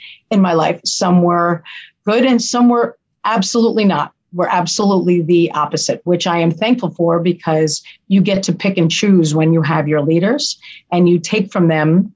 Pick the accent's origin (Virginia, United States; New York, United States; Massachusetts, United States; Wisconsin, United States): New York, United States; Yonkers; also born or lived in Westchester County, New York; I grew up in Yonkers almost as much as we grew up in Westchester.